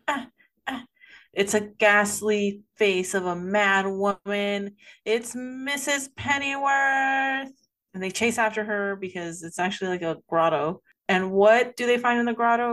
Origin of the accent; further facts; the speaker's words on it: United States; I'm American